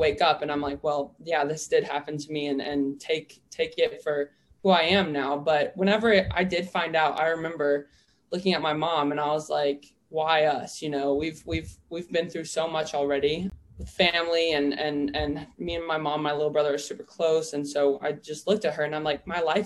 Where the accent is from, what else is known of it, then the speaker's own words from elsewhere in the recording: Oklahoma, United States; I'm originally from Oklahoma